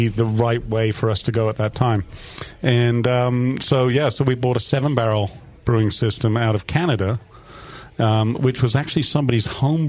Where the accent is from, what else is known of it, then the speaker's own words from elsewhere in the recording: England, United Kingdom; now in Nevada City, United States; So, yes, I am English.